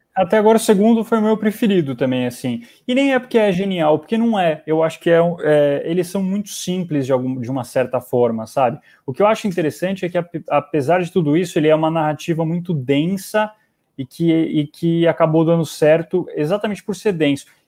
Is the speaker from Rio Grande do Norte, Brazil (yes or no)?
no; interior of São Paulo, Brazil; Eu sou do interior de São Paulo.